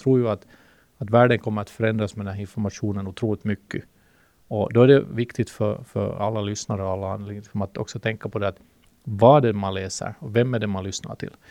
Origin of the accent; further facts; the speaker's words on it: Finland; accent: Finland-Swedish; first language Swedish; det finns ju 300 000 finlandssvenskar i men vi pratar ju, om jag har förstått det rätt, så pratar vi en gammal, jättegammal svenska